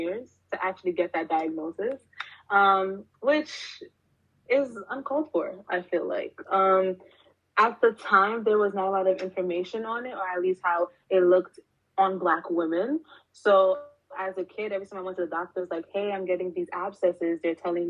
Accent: New York City, New York, United States; born and raised in Brooklyn, New York.

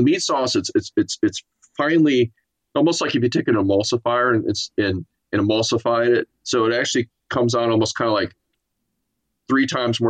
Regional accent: Miami, Florida, United States; born there; I was born in Miami, Florida.

